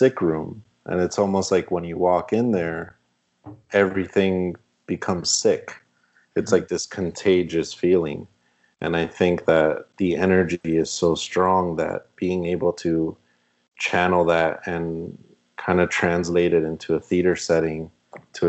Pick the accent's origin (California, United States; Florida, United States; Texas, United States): Florida, United States; Miami; we're from Miami